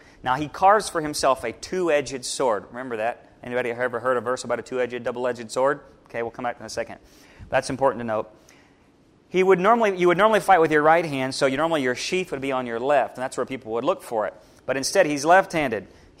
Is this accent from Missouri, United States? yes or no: yes; Missouri, United States; I'm from Missouri